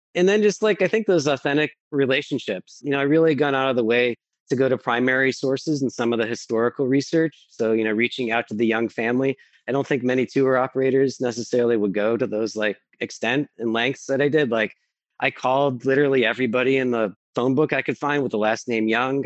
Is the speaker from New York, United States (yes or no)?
yes; Buffalo, New York, United States; also born or lived in Eugene, Oregon / Portland, Oregon; I grew up here in Buffalo, but I went to graduate school in Portland and I or er, in Eugene and I moved to Portland